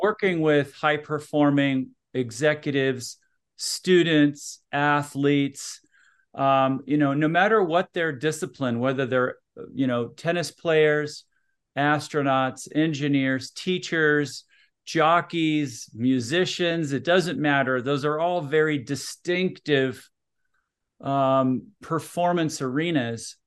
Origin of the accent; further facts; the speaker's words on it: Minneapolis, Minnesota, United States; also born or lived in Utah; now in Salt Lake City, United States; I'm originally from Minneapolis, Minnesota